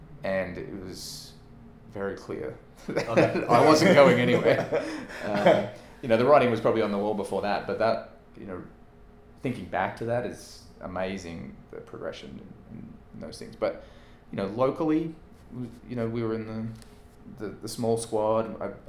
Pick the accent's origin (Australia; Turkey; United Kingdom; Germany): Australia; growing up in Australia, I'm 3 days older, I think, than Leighton Hewitt